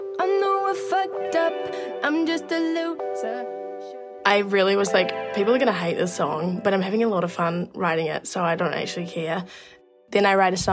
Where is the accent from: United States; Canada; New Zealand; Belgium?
New Zealand; I am a musician from New Zealand